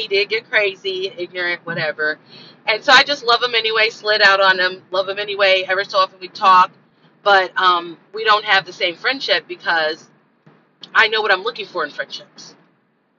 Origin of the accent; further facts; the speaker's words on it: Los Angeles, California, United States; I'm from South Central, struggle life